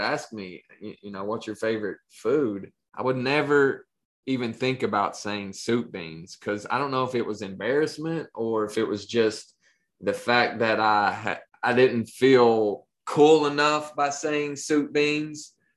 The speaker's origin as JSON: {"language": "English", "region": "Appalachia", "country": "United States", "moved": "yes", "said": "when i moved out of appalachia"}